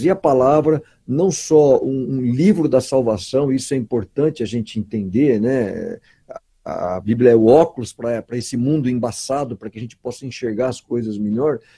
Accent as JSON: {"language": "Portuguese", "country": "Brazil", "said": "Porque às vezes, como brasileiros, nós temos tantas coisas que às vezes nos alegram, né?"}